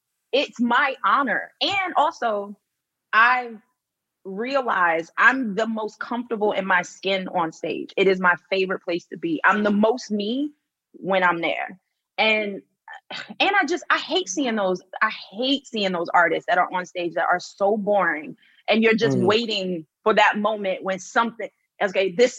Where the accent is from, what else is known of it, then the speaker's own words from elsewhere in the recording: Philadelphia, Pennsylvania, United States; moved away as an adult; now in United Kingdom; I'm from Philly